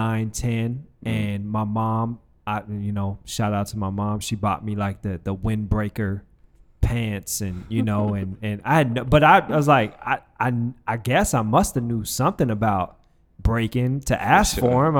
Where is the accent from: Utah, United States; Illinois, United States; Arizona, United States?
Arizona, United States; Phoenix; So I grew up in Phoenix, I said that.